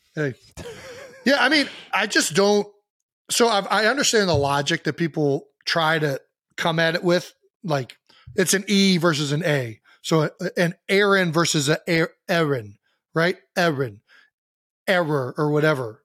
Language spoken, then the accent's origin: English; United States; I'm not French, I'm American